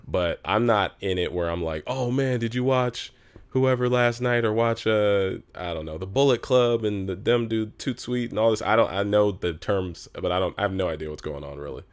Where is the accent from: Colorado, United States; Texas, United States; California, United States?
California, United States; Los Angeles; I'm from Los Angeles, where we're at right now, which is very rare because I'm I'm an entertainer who's actually from here.